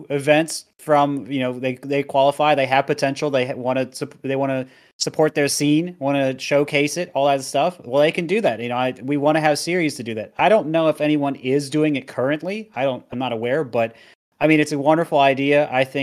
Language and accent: English; Colorado, United States; I've lived in Colorado for all my life.